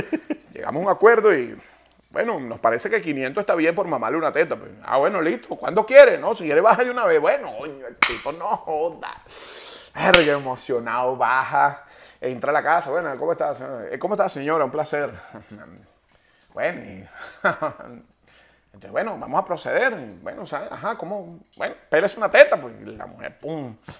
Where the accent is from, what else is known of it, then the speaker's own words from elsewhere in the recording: Valencia, Carabobo, Venezuela; el valenciano, no joda, orgulloso ese de Valencia